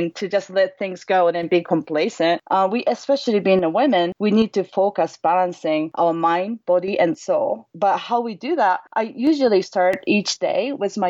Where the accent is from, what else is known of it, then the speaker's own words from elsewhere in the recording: Osaka, Japan; English is a second language; moved away as an adult; now in Lake Tahoe, United States; I was born and raised in Osaka, Japan. And I came to the United States during my sophomore year in college, and then pretty much I never left ever since. And I'm currently living in Lake Tahoe with my family